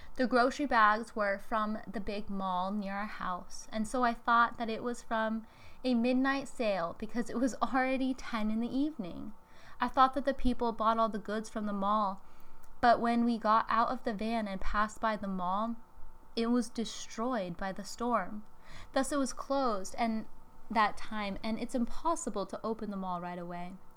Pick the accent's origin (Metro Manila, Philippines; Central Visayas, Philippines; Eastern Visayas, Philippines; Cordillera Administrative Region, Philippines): Eastern Visayas, Philippines; Tacloban; moved away as an adult; also born or lived in Cebu City; to Talabakan City, my hometown.